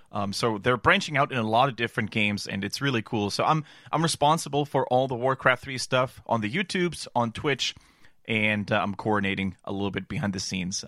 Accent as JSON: {"language": "English", "country": "Germany", "tie": "born or raised there", "also_born_or_lived": "Canada", "accent": "German", "second_language": "English", "said": "No, I'm born and raised in Germany, but I did spend a lot of time in Canada during my studies, during my university time."}